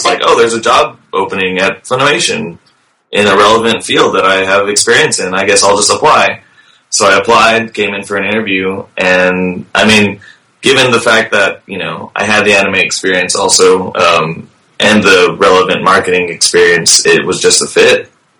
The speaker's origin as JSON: {"language": "English", "town": "Dallas", "region": "Texas", "country": "United States", "tie": "born or raised there", "said": "I'm born and raised in Dallas, which is where, Funimation's always been located, in the Dallas-Fort Worth Metroplex."}